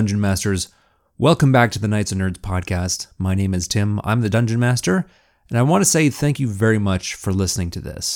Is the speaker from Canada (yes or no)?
yes; Canada; That's part of being Canadian